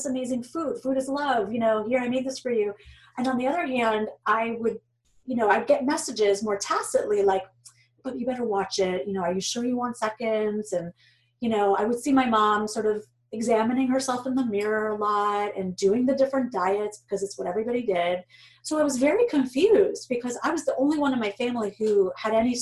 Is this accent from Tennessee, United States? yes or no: no; New York, United States; moved away as an adult; now in Boston, United States; I was born in New York